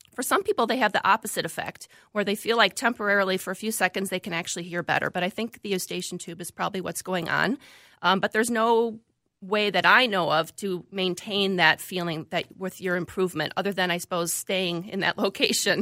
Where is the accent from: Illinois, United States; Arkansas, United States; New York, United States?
Illinois, United States; Chicago; moved away as an adult; also born or lived in Valparaiso, Indiana / Florida; now in Minnesota, United States; I grew up, like I said, in the Midwest, lived in the suburbs of Chicago, both in the Illinois side and briefly in the Indi-, Indiana side